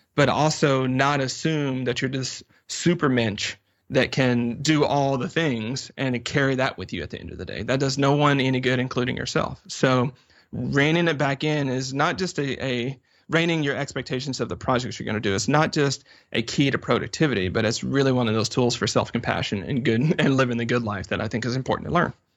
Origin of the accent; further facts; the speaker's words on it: the South, United States; I'm from the South